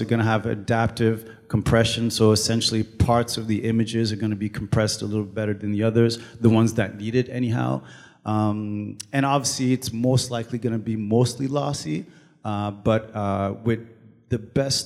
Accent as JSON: {"language": "English", "country": "Canada", "also_born_or_lived": "Toronto", "first_language": "French", "second_language": "English", "said": "I'm Canadian and I live in Toronto"}